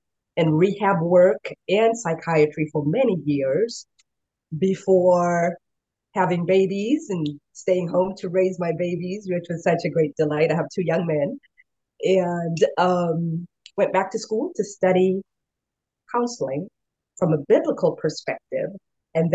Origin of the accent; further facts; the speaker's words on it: Kenya; moved away as an adult; also born or lived in Oregon, United States; now in United States; I am originally from Kenya. I was born in the country in Kenya and had a wonderful childhood for the most part